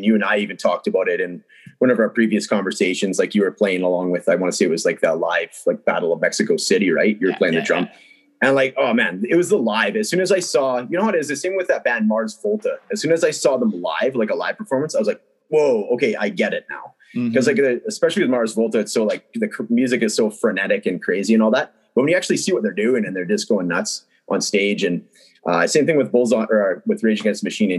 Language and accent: English; Prince George, British Columbia, Canada; I'm from Prince George, BC